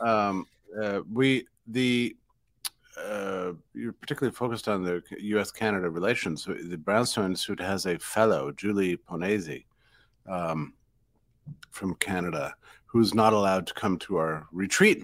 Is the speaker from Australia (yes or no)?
no; United States; as an American